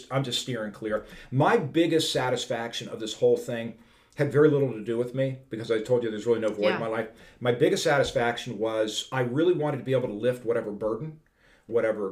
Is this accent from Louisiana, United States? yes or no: no; Pittsburgh, Pennsylvania, United States; moved away; I grew up in Pittsburgh